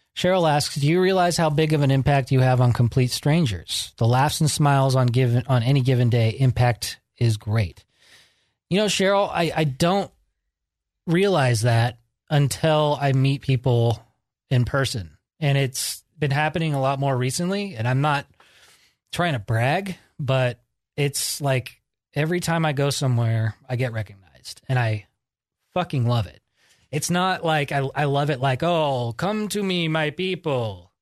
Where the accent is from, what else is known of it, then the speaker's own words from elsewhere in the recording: Georgetown, California, United States; moved away as an adult; also born or lived in Sacramento; I moved up to Georgetown at about, uh, first grade. And I grew up up there until about eighteen